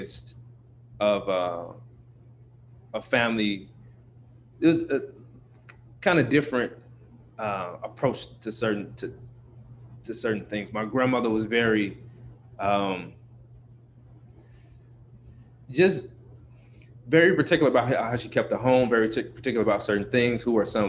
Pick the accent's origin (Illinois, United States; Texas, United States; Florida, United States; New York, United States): Illinois, United States; Chicago; Born and raised on the South Side of Chicago, to a single mom.